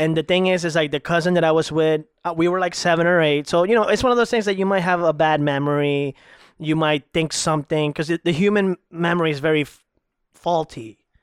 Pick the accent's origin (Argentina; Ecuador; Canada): Ecuador; also born or lived in Salinas, Ecuador; now in Florida, United States; I'm originally from Ecuador